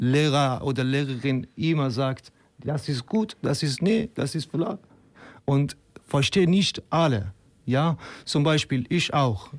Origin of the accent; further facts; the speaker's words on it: Afghanistan; German is a second language; moved away as an adult; now in Leipzig, Germany; ich komme aus Afghanistan und äh, seit eineinhalb Jahren in Deutschland, in, äh, in Leipzig.